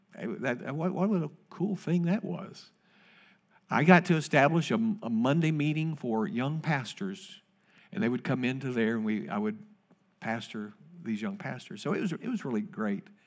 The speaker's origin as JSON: {"language": "English", "town": "Winchester", "region": "Kentucky", "country": "United States", "tie": "born or raised there", "said": "Terry and I grew up together in Winchester, Kentucky"}